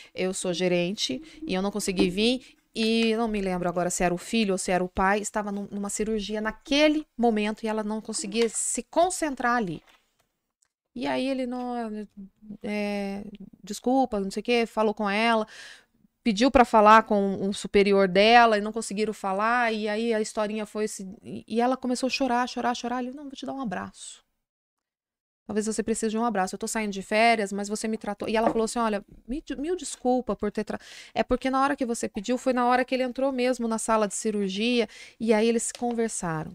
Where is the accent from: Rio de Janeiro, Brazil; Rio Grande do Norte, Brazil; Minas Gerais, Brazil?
Minas Gerais, Brazil; Eu sou mineira